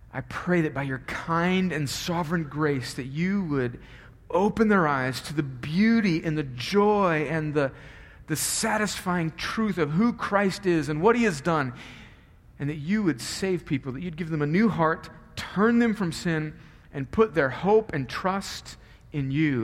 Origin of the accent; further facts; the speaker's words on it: Southern California, United States; moved away; I grew up in Southern California